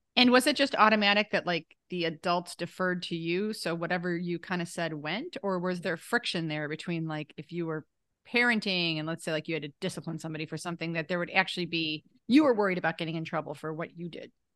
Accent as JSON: {"language": "English", "area": "Lake County", "region": "Illinois", "country": "United States", "said": "I'm from Lake County"}